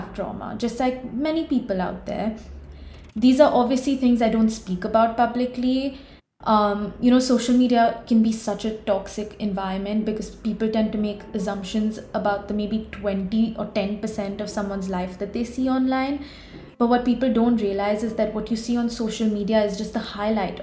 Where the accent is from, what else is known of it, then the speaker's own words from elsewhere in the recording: Mumbai, Maharashtra, India; I'm a 21-year-old content creator from Mumbai